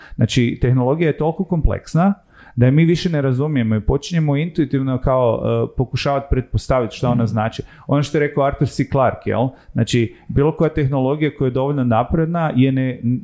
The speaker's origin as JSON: {"language": "Croatian", "town": "Zagreb", "region": "City of Zagreb", "country": "Croatia", "tie": "born or raised there", "also_born_or_lived": "Rijeka / Tokyo", "said": "rodio sam se u Rijeci, odrastao sam u Zagrebu"}